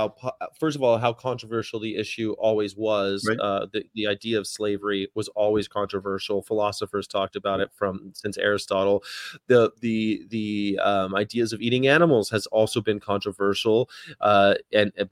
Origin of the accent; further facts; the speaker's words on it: United States; also born or lived in Las Vegas; speaking as an American